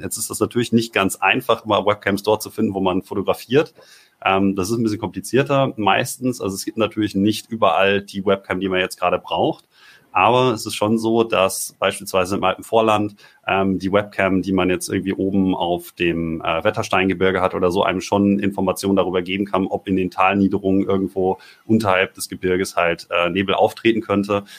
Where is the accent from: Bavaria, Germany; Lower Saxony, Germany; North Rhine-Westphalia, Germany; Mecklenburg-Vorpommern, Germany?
North Rhine-Westphalia, Germany; Ruhr area; ich komme ja aus dem Ruhrgebiet